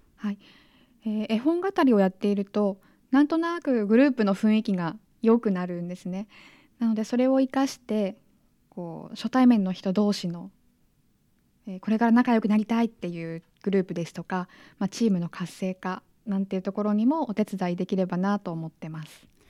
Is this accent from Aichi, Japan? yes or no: no; Nagano, Japan; moved away; 長野県出身